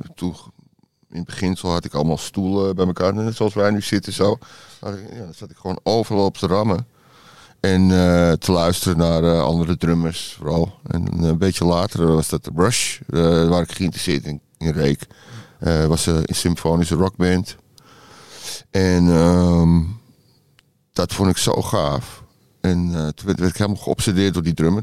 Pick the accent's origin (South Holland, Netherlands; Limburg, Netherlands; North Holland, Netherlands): North Holland, Netherlands; Amsterdam; accent: Amsterdam; moved away as an adult; also born or lived in Detroit, United States; now in Georgia, United States; En ik was in Amsterdam-Zuid altijd met mijn ouders. we woonden op de Churchlaan en in de Scheldestraat, die buurt. Mijn vader was advocaat. Dus ja, daar ben ik opgegroeid